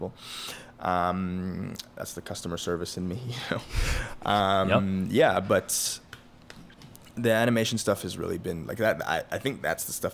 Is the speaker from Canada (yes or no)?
yes; Montreal, Quebec, Canada; moved away; I'm from Montreal